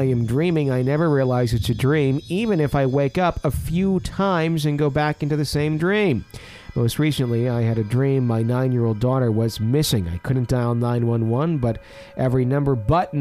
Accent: Fond du Lac, Wisconsin, United States; now in Kansas, United States; a funeral home I was in several times as a child in Fond du Lac in my hometown

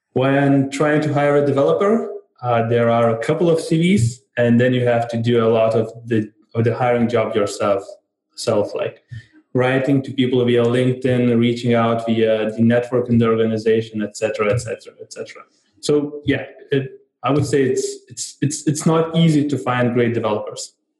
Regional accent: Vilnius, Vilnius County, Lithuania; I come from Vilnius, Lithuania

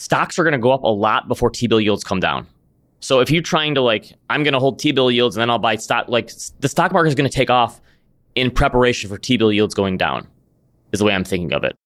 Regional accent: Midwest, United States; being a Midwesterner

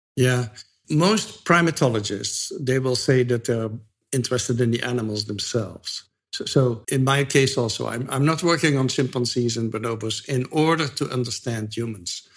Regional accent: Netherlands; moved away as an adult; now in United States; I'm from the Netherlands

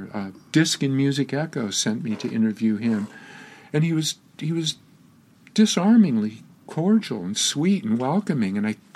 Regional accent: United States; moved away; also born or lived in London; I'm an American boy

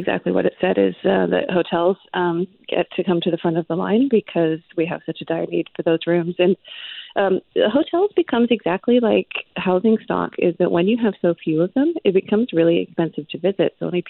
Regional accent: Vancouver, British Columbia, Canada; It was sort of a rite of passage of growing up in Vancouver.

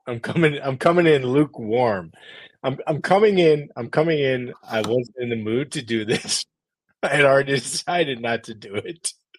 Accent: Newton, Massachusetts, United States; born or raised there

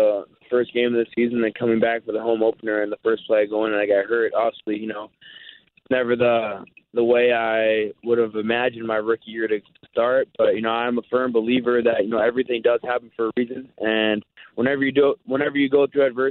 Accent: Winnipeg, Manitoba, Canada; playing for my hometown team

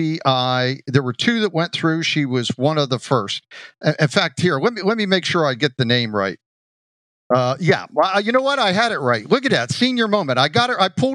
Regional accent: Johnstown, Pennsylvania, United States; moved away as an adult; also born or lived in Eau Claire, Wisconsin; Great town to start in, very similar to my hometown of Johnstown.

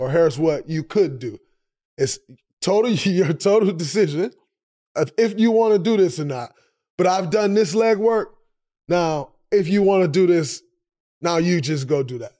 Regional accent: Saginaw, Michigan, United States; I'm from Saginaw

